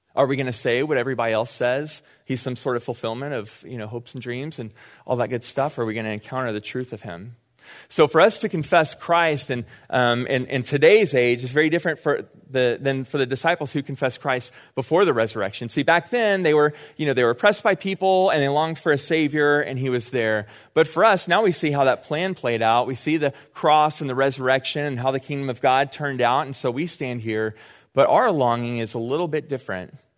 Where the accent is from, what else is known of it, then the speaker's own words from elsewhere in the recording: Austin, Texas, United States; I grew up in Austin